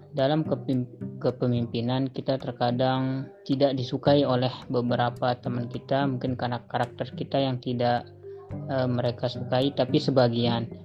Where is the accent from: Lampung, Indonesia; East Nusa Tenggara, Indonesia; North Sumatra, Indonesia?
East Nusa Tenggara, Indonesia; Perkenalkan … asal dari Flores Timur, NTT, dari Universitas Sarjana Wiyata Taman Siswa Yogyakarta.